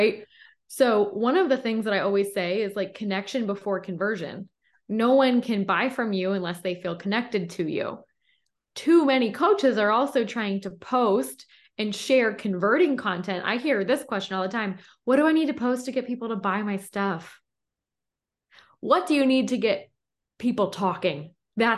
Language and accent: English; Philadelphia, Pennsylvania, United States; I'm from Philly. And so I got that little East Coast intensity behind me.